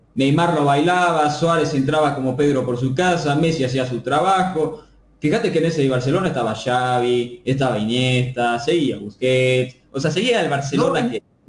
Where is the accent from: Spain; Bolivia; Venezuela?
Bolivia; como hincha boliviano